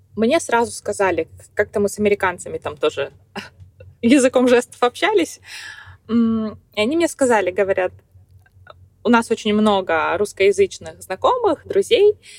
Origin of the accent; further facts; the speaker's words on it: Kazakhstan; moved away as an adult; now in United States; в моей стране, в Казахстане, угу. я из Казахстана, из небольшого городка